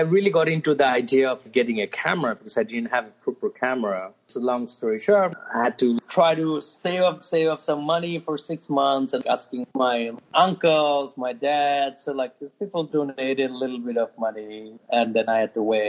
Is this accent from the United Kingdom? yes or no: no; Dhaka, Dhaka Division, Bangladesh; English is a second language; moved away as an adult; also born or lived in Turkey; now in New York City, United States; I was born and raised most of my life in Dhaka, actually.